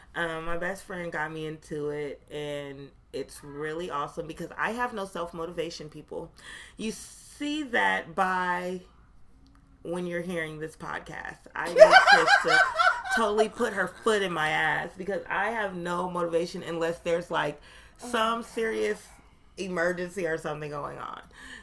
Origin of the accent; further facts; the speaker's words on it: Canada; Still a square. I'm still Canadian. And I'm still a child star that just grew up checks.